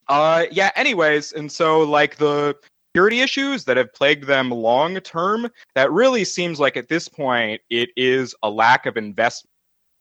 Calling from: Houston, Texas, United States; I'm from Houston.

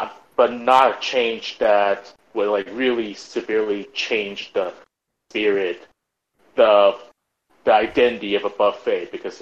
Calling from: Atlanta, Georgia, United States; calling from Atlanta.

